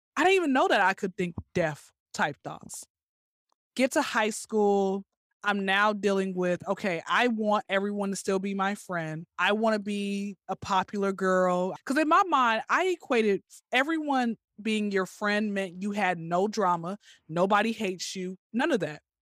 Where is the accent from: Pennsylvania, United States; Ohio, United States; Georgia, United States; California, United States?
Georgia, United States; Atlanta; I'm born and raised in Atlanta